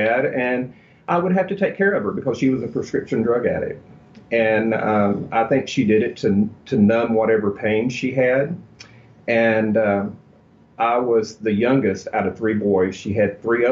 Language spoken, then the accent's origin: English; Texas, United States; born or raised there